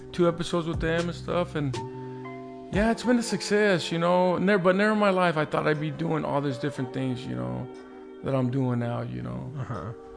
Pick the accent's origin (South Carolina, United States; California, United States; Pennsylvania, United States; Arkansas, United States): California, United States; Carson; I grew up right here in Carson and the Dominguez area